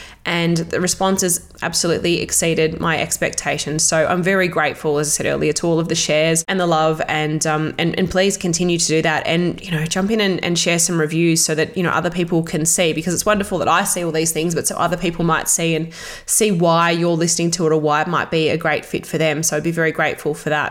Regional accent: Australia; also born or lived in Melbourne; back in my hometown

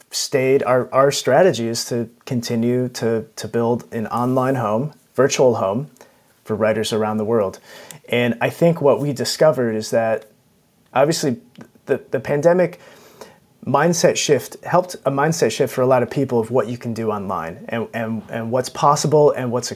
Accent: United States; moved away as an adult; now in London, United Kingdom; So I'm American, and everyone has nice big lawns in America, or at least in the suburbs where I grew up

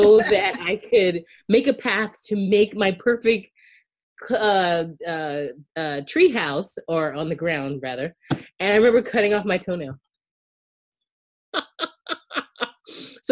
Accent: outside Charleston, South Carolina, United States; I grew up in outside of Charleston County, outside of Charleston in Charleston County in South Carolina

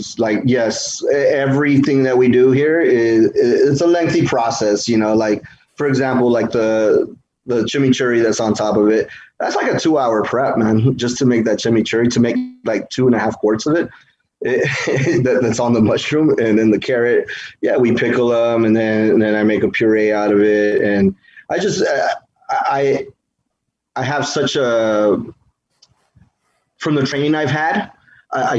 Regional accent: United States; I'm American first because I was born and raised here, but my heritage is Mexican completely

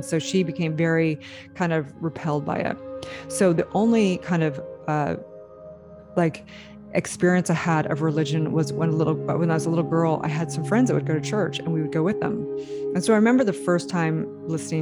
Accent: California, United States; as a little girl growing up in California

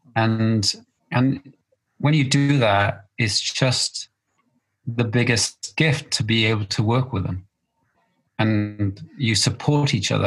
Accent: Wales, United Kingdom

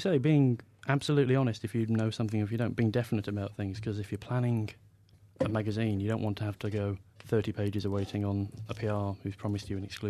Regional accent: Manchester, North West England, United Kingdom; I'm from the north, by the way, but it'll be people from my hometown in Manchester

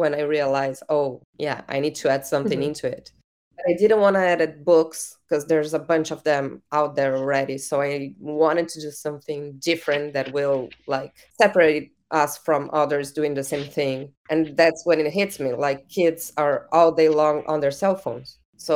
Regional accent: Uruguay; I'm from Latin America. I'm from Uruguay.

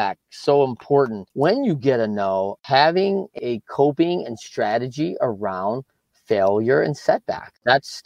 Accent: Michigan, United States; my life growing up in Michigan

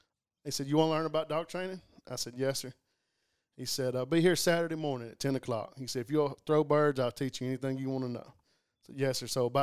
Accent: Ragland, Alabama, United States; also born or lived in Tuscaloosa, Alabama; I grew up in East Alabama, a little town called Raglan. And it's in the hills up there.

